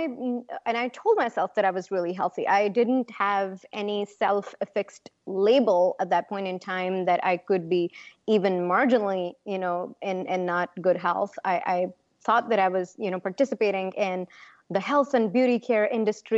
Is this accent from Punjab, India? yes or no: yes; Punjab, India; My home state is Punjab